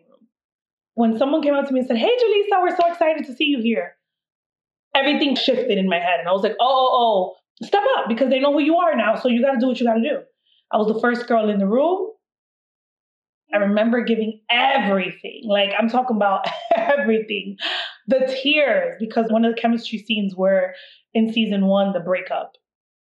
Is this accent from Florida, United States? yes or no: yes; Miami, Florida, United States; growing up in Miami